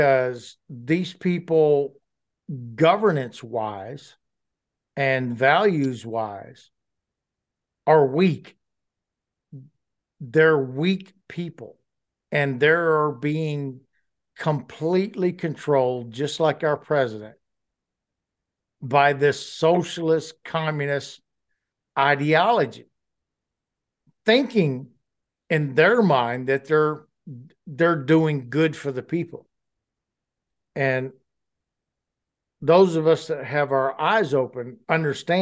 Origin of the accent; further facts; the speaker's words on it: New Orleans, Louisiana, United States; New Orleans, where I come from, where I grew up in Louisiana